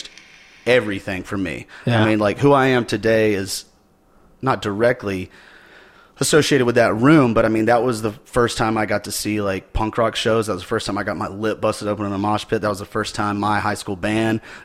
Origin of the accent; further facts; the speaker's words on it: Simpsonville, South Carolina, United States; I grew up in Simpsonville, South Carolina, which is like a kind of a suburb of Greenville, South Carolina.